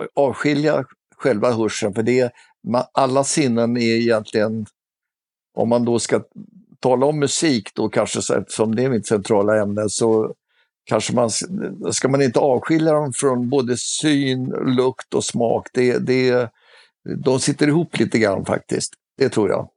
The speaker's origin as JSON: {"language": "Swedish", "town": "Stockholm", "region": "Stockholm County", "country": "Sweden", "tie": "born or raised there", "said": "jag är uppvuxen i Stockholm"}